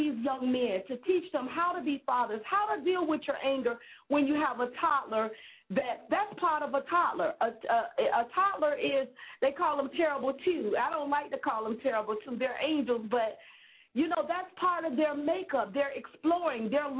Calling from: West Palm Beach, Florida, United States; I'm calling from West Palm Beach, Florida, and I work with a lot of young middle school students

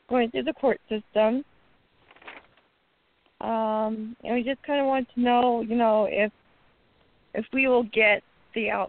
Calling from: Nebraska, United States; I'm from Nebraska.

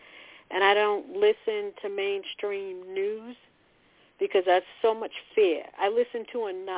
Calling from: Massachusetts, United States; calling from Massachusetts.

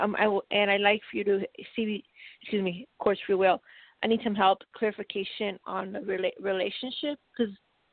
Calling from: Colorado, United States

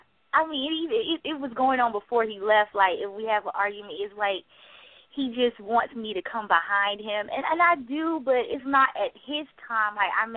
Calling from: South Carolina, United States; I'm calling from South Carolina.

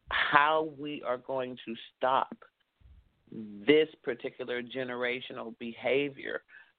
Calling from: Douglasville, Georgia, United States; From Hotlanta, okay. Douglasville in the house.

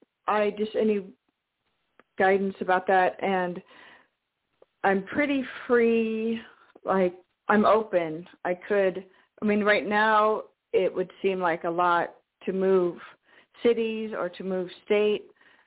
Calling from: Washington, United States; from Washington State.

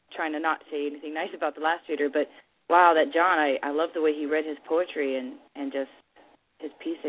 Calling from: Milwaukee, Wisconsin, United States; Wisconsin, Milwaukee.

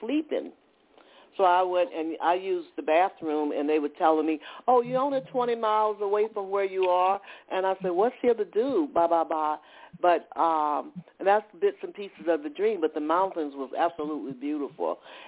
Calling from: Atlanta, Georgia, United States; I'm calling from Atlanta, Georgia.

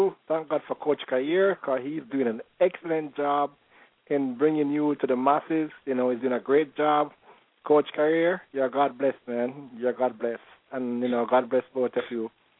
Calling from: South Florida, United States; I'm calling from South Florida.

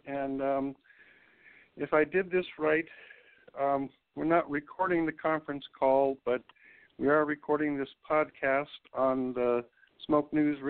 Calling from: Santa Barbara, California, United States; I'm calling from Santa Barbara today.

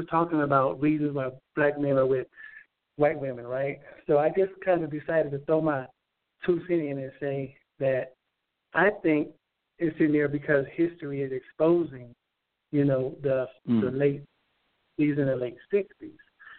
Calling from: Denver, Colorado, United States; I'm calling from Denver, Colorado.

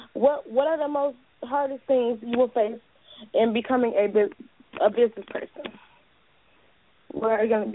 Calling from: Detroit, Michigan, United States

